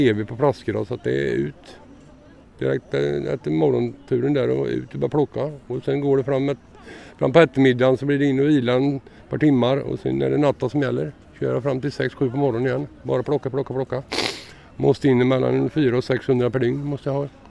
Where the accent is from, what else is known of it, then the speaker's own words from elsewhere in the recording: Sweden; now in Oslo, Norway; Smålandsskauen i Sverige fra start